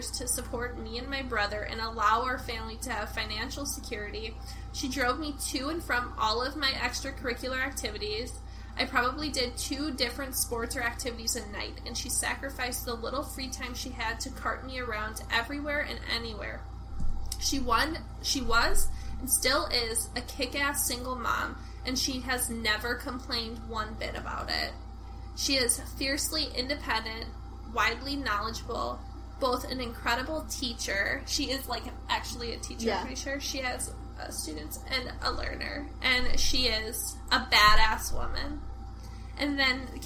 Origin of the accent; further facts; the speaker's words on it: Forest Lake, United States; Like Forest Lake. My hometown.